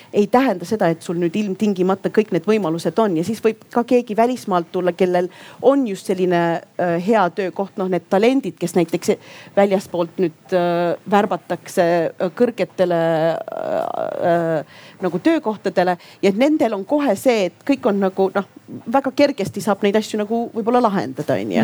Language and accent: Estonian; Estonia; also born or lived in Yemen; ma olen ju eestlane, ma olen ka jeemenlane